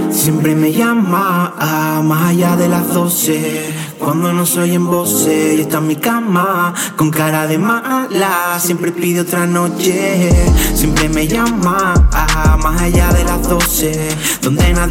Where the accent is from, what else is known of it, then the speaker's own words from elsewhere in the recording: La Palma, Canary Islands, Spain; Buena gente de Grandin … de la Isla de La Palma